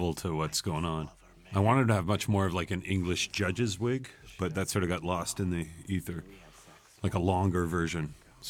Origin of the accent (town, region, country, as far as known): Montreal, Quebec, Canada; born or raised there